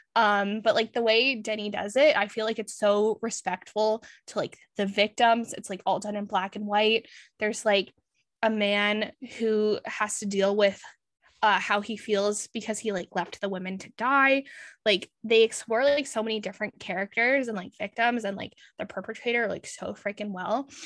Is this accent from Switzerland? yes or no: no; Canada; being a Canadian